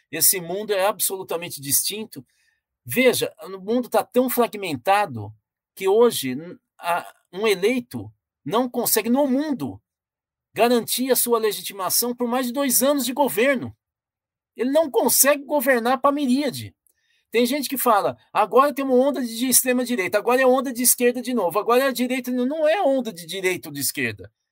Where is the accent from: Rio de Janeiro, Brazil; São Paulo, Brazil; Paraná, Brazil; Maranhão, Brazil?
São Paulo, Brazil; now in Minas Gerais, Brazil; Olha, eu sou corintiano, sou paulista, moro em Minas, então eu vou falar desse ângulo, tá ok?